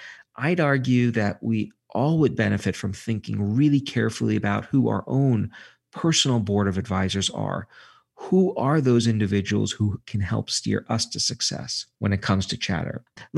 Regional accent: Brooklyn, New York, United States; I say safe because if it's where I grew up in Brooklyn, green spaces tended to be synonymous with spaces where you got mugged.

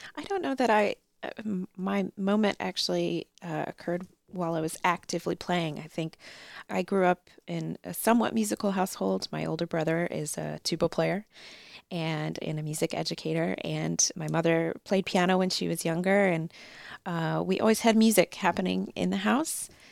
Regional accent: Chicago, Illinois, United States; moved away as an adult; also born or lived in Pittsburgh, United States / Baltimore, United States; now in Norfolk, United States; I grew up in the Chicago area

